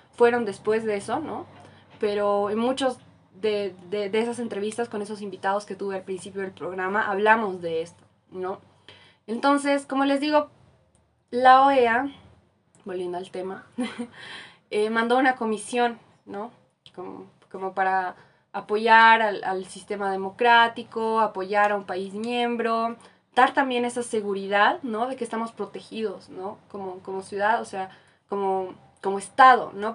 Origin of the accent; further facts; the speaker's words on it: Bolivia; como boliviana en mi caso